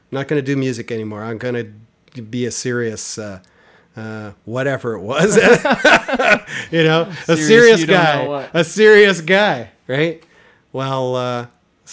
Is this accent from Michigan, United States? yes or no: no; Chicago, Illinois, United States; I grew up around the Chicago area.